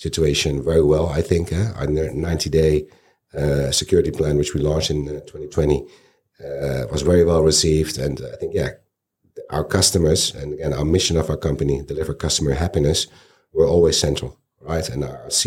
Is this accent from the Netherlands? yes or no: yes; Netherlands; born and raised in the Netherlands